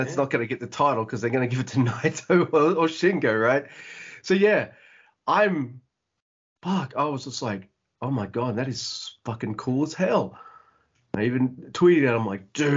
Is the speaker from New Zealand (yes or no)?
no; Australia; I'm unfortunately an Australian who isn't an expert on Australian wrestling. I'm 2 hours away from Melbourne